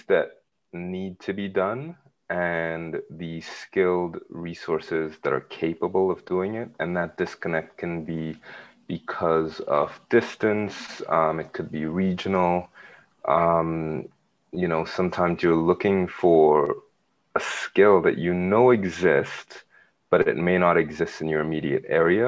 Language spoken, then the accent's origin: English; Dominica; I'm from Dominica